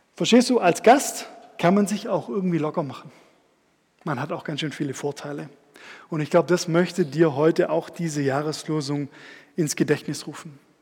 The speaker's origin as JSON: {"language": "German", "town": "Stuttgart", "region": "Baden-Württemberg", "country": "Germany", "tie": "born or raised there", "said": "Da bin ich auch aufgewachsen, so seitdem ich ähm, zehn war."}